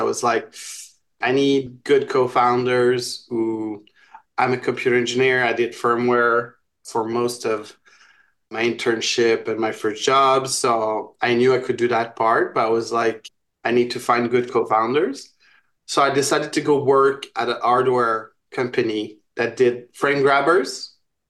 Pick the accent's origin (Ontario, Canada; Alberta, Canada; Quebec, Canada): Quebec, Canada; Montreal; So I'm from Montreal.